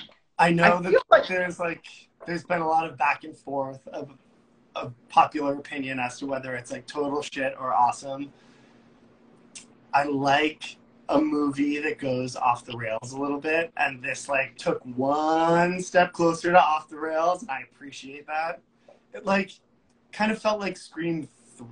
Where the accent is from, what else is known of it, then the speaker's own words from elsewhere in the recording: outside of Boston, Massachusetts, United States; moved away as an adult; also born or lived in Long Island, New York / New York City; So I grew up not far from here. I grew up outside of Boston in Massachusetts. And went to college on Long Island at Hofstra University.